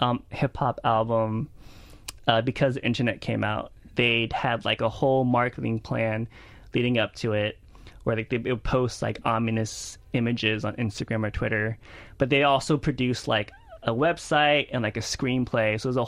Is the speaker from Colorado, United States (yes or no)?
no; Lake Charles, Louisiana, United States; I grew up in Lake Charles a lot, mm-hmm. like because it's like close to Houston, right.